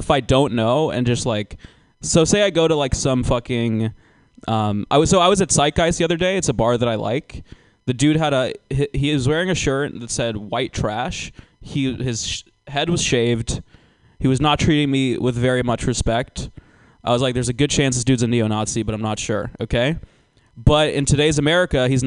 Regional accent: Georgia, United States; I'm actually from Georgia

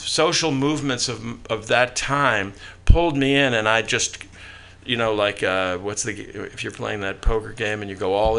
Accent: New York, United States; I grew up in New York with my parents, no brothers and sisters

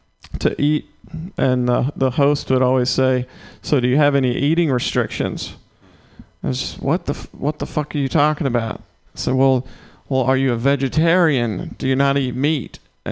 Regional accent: the South, United States; Yeah, so I'm from the South.

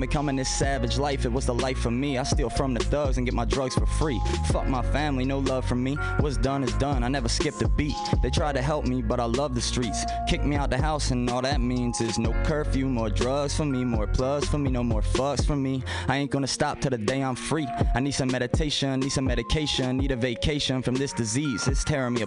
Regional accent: Baltimore, Maryland, United States; I was from Baltimore

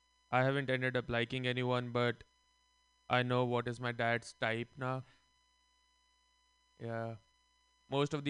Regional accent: India; moved away; Growing up in India, we were always taught about karma.

